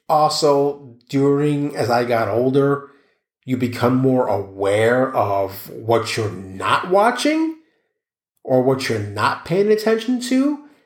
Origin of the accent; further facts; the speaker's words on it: New York City, New York, United States; grew up in New York City